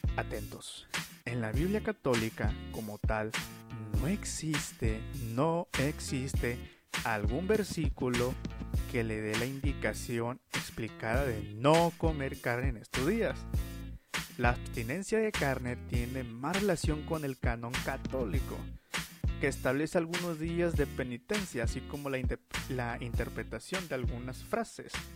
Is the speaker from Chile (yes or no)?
no; Mexico; como mexicanos